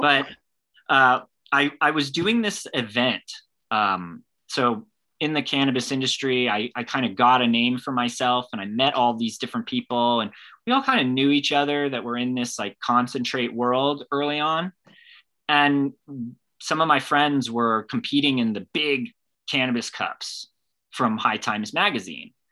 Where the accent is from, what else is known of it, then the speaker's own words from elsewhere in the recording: California, United States; I started out growing up in California, but my dad is from Scotland